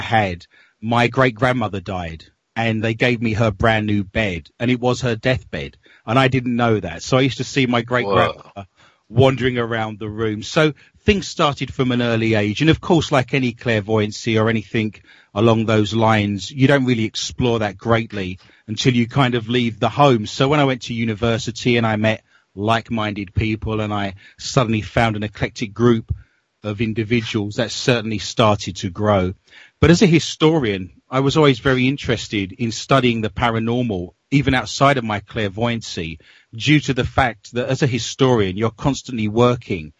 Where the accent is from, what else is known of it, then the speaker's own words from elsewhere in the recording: London, United Kingdom; moved away as an adult; now in Minnesota, United States; I grew up in London, and all of my family, I've traced my family tree back as a historian to 1580, and they're still living in London